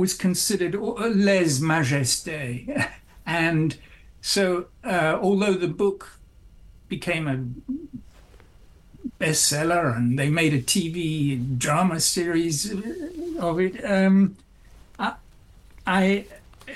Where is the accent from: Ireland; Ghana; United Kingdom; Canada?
United Kingdom; England; moved away as an adult; now in United States; student from England